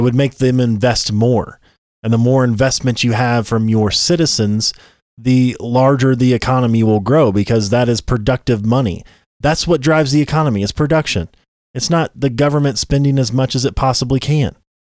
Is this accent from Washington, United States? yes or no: no; Southern Illinois, United States; growing up where we grew up in Southern Illinois